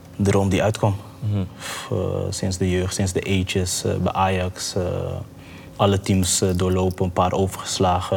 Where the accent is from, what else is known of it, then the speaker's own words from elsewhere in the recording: Curaçao; also born or lived in Maarssen, Utrecht, Netherlands; now in Netherlands; Ik ben geboren op Curaçao